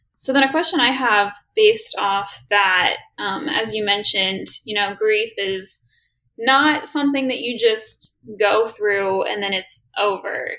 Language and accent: English; Lebanon, Kentucky, United States; went to the same high school